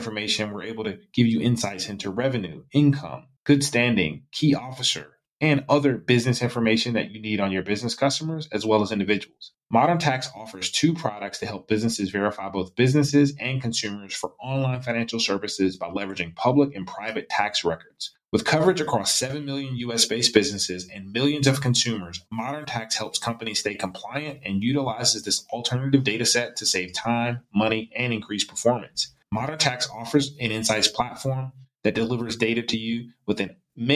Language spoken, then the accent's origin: English; the South, United States; also born or lived in South Carolina / North Carolina; now in San Francisco Bay Area, United States; I grew up in the South. So growing up in South Carolina and North Carolina